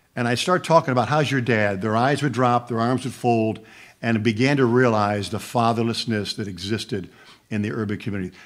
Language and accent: English; Buffalo, New York, United States; moved away as an adult; also born or lived in Jacksonville, Florida; growing up in Buffalo, New York, small town